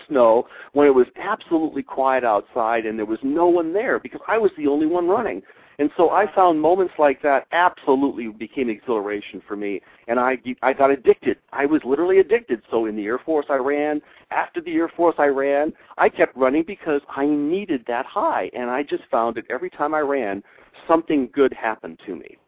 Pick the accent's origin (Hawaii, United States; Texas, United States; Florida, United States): Hawaii, United States; moved away as an adult; also born or lived in Syracuse, New York; I came from Hawaii where I had been, been born and raised